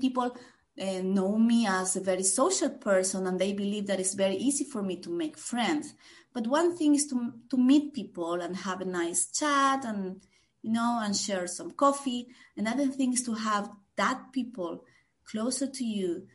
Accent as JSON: {"language": "English", "region": "Santiago del Estero", "country": "Argentina", "tie": "born or raised there", "also_born_or_lived": "Buenos Aires, Argentina", "moved": "as an adult", "lives_now": "Basel, Switzerland", "said": "I originally come from the north of Argentina, and my first big move was to from Santiago, my hometown, to Buenos Aires"}